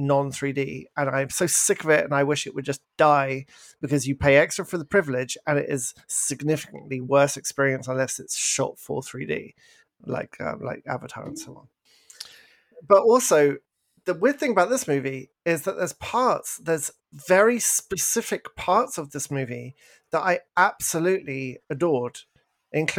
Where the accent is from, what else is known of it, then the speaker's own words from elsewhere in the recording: England, United Kingdom; moved away; I'm English